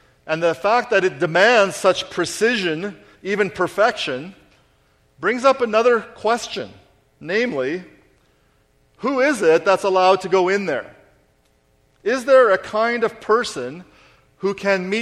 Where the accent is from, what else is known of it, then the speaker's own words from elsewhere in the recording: Canada; we are Canadian